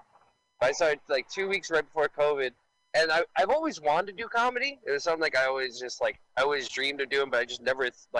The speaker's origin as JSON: {"language": "English", "town": "New York City", "region": "New York", "country": "United States", "tie": "born or raised there", "said": "I grew up in Staten Island"}